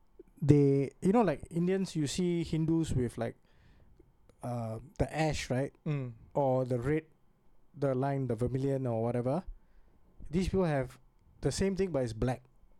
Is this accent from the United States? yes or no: no; Singapore; I'm a Singaporean.